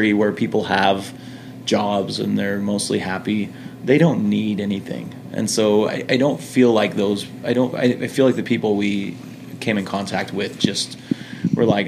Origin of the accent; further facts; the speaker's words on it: United States; accent: American; also born or lived in Brisbane, Australia; I'm from America